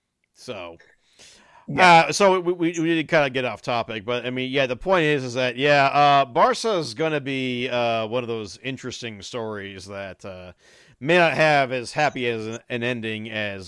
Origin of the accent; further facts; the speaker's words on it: United States; I'm American.